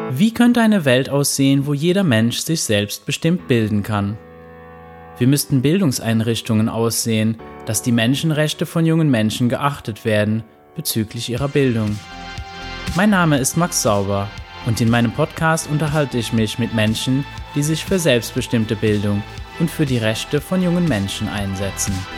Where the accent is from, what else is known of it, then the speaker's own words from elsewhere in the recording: Luxembourg; ich bin ja aus Luxemburg